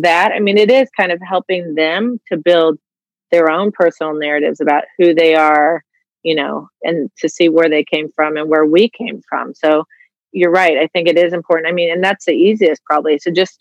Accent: Tempe, Arizona, United States; moved away; I grew up in Tempe, Arizona

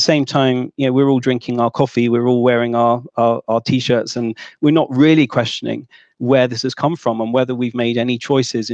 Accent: United Kingdom; I'm from Britain

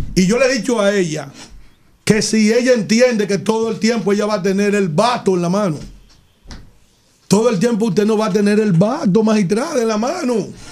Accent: Yaguate, San Cristóbal, Dominican Republic; yo soy de Yaguate, de un pueblo cañero

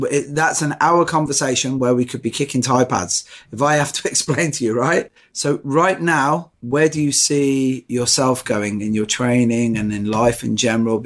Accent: Ireland; now in United Kingdom; I'm Irish and Catholic

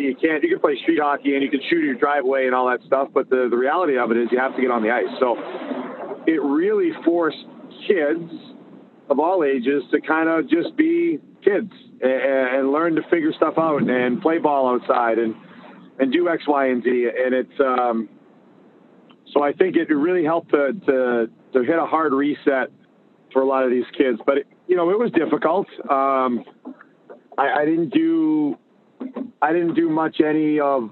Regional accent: Winthrop, Massachusetts, United States; I grew up in Winthrop, Mass, a little small town outside of Boston

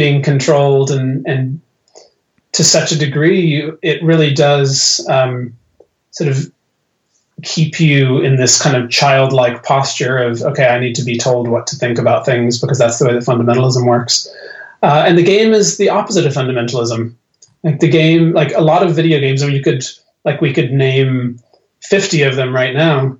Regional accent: Ireland; born there; And that's why I was born in Ireland. You know, the place to which I've returned.

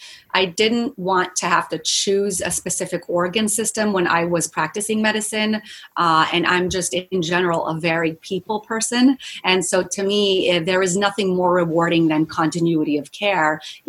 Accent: Walnut, California, United States; also born or lived in Israel; I was raised in Israel for half my life, or for some of my life for 10 years. I then moved to Los Angeles to a little place called Walnut, California, where I was raised for the remainder of my youth.

